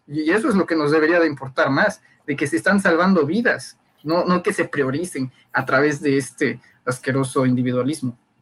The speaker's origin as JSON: {"language": "Spanish", "region": "Tabasco", "country": "Mexico", "said": "los tabasqueños"}